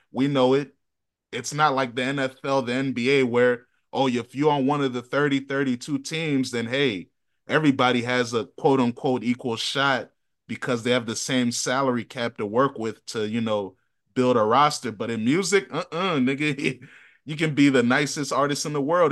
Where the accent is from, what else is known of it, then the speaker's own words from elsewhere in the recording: Virginia, United States; we're from Virginia